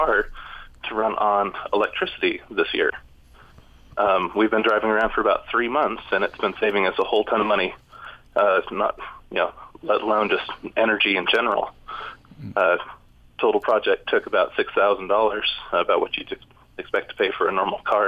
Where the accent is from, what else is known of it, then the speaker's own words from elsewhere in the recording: Utah, United States; I grew up in Utah